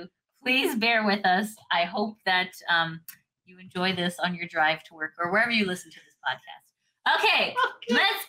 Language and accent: English; Canada; Guys, we're from Canada. We are from, We are part of the Commonwealth, but sometimes we have our own pronunciations